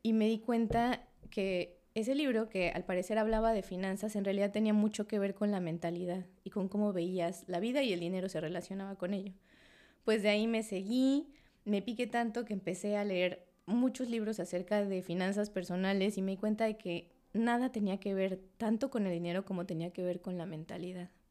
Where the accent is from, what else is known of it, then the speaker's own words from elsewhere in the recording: Mexico City, Mexico; moved away as an adult; now in Cancún, Mexico; yo nací en Ciudad de México, y llegué a Cancún hace, ya voy a cumplir cuatro años que llegué a Cancún